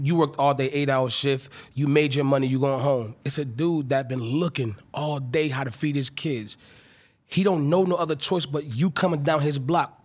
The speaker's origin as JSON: {"language": "English", "region": "North Carolina", "country": "United States", "moved": "yes", "said": "I'm from North Carolina"}